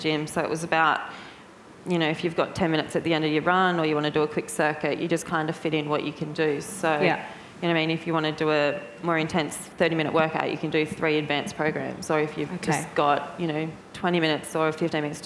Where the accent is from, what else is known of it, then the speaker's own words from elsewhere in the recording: Byron Bay, New South Wales, Australia; also born or lived in Sydney; from Australia, so I grew up on the East Coast, up a little place called Byron Bay, and then moved to Sydney for modelling